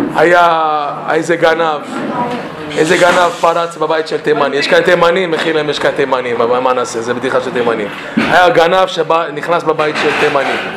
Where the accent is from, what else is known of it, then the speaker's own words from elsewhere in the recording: Toronto, Ontario, Canada; Hebrew is a second language; moved away; אני מקנדה. אני נולדתי בטורונטו. ההורים שלי ממרוקו, שניהם ממרוקו